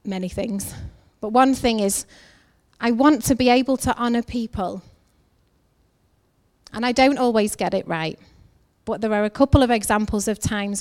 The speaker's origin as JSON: {"language": "English", "region": "England", "country": "United Kingdom", "said": "I'm from England."}